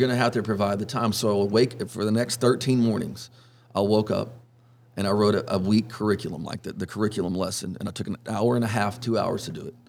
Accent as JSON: {"language": "English", "town": "Orange", "region": "Texas", "country": "United States", "tie": "born or raised there", "said": "I was born in Orange, and um, grew up fishing and hunting with my dad"}